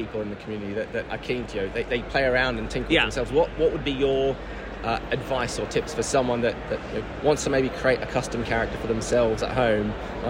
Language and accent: English; Australia; I'm Australian